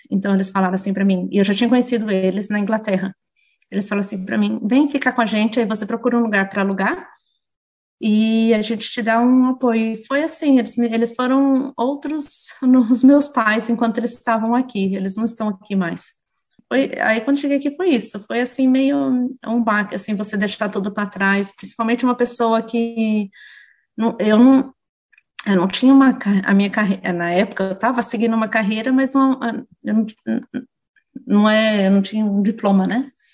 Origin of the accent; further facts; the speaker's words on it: Jundiaí, São Paulo, Brazil; moved away as an adult; also born or lived in England; now in Auckland, New Zealand; eu sou de Jundiaí, não sou de São Paulo